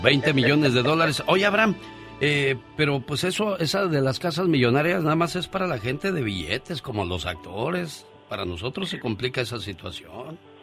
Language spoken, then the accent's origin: Spanish; Mexico City, Mexico; moved away; Un día salí del Distrito Federal, pero el DF nunca salió de mí.